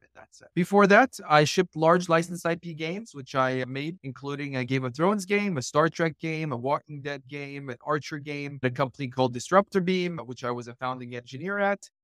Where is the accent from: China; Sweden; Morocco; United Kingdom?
Morocco; also born or lived in east coast of the United States; now in United States; I'm actually originally from Morocco, but I live on the east coast of the United States